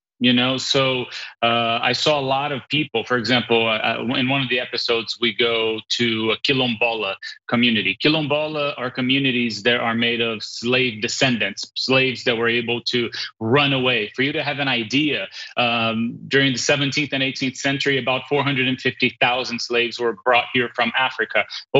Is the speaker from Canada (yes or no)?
no; Brazil; moved away as an adult; now in New York, United States; I was born and raised in Brazil, but I've been living in New York for 20 years.